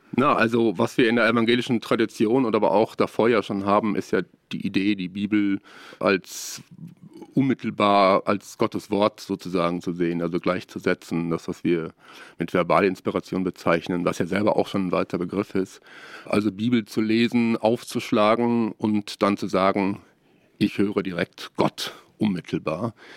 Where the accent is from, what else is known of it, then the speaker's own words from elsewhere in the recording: Ruhr area, North Rhine-Westphalia, Germany; moved away as an adult; now in Siegen, Germany; Ich komme aus dem Ruhrgebiet und habe dort studiert, vor allem in Bochum, in Essen und in Duisburg und habe in meiner Jugendzeit sehr, sehr viel äh, mit Frömmigkeitsstilen zu tun gehabt